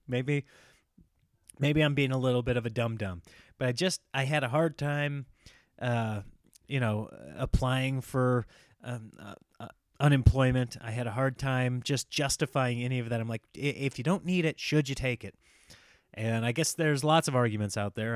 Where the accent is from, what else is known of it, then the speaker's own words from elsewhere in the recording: Midwest, United States; now in California, United States; I grew up here in the Midwest